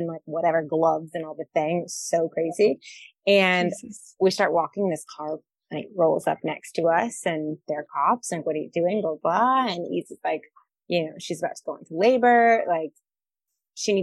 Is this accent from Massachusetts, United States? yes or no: no; California, United States; moved away as an adult; also born or lived in Spain / El Salvador; now in Siargao, Philippines; I'm from California